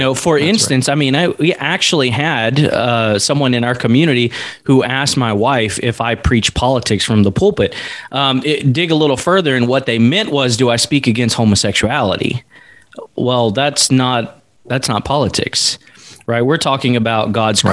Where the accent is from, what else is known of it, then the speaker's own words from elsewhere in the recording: East Coast, the South, United States; moved away as an adult; now in Alaska, United States; coming from the South, in the East Coast. Now we're in Alaska, but growing up in the Bible Belt